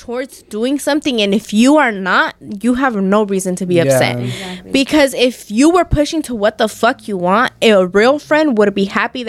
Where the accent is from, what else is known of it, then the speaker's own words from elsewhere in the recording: Michoacán, Mexico; y'all should know that I'm from Michoacan too.